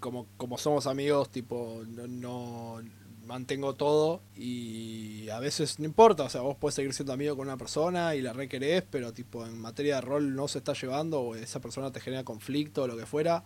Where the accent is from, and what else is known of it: Argentina